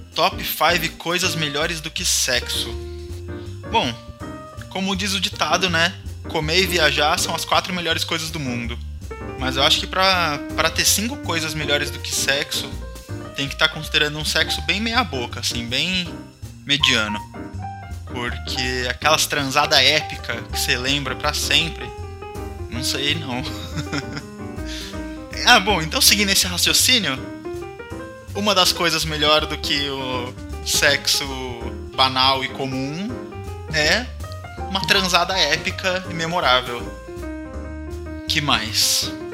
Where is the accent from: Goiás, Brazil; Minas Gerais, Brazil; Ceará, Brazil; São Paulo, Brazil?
São Paulo, Brazil; eu sou paulistano